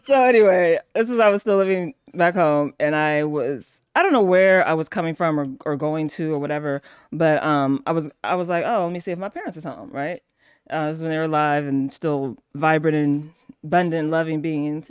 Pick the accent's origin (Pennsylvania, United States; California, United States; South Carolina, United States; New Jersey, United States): California, United States; Oakland; I grew up in Oakland